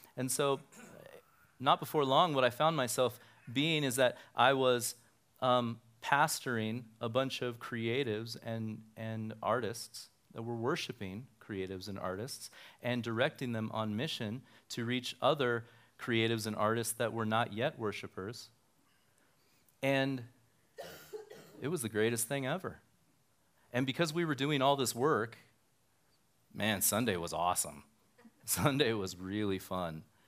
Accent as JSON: {"language": "English", "town": "Reno", "region": "Nevada", "country": "United States", "tie": "born or raised there", "also_born_or_lived": "Sparks, Nevada", "said": "I grew up here in Reno, and, um, my family and I moved to Sparks in nineteen eighty"}